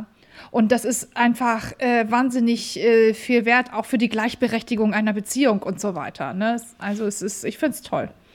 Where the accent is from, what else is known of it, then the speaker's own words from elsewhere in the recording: Hamburg, Germany; wir sind Hamburger Kaufleute